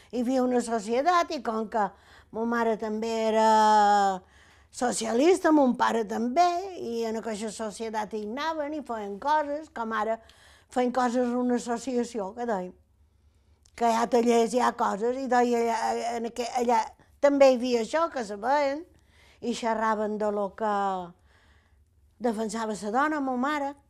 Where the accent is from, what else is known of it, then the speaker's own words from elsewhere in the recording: Capdepera, Balearic Islands, Spain; born there; i vaig néixer, a Cap de Pere, jo.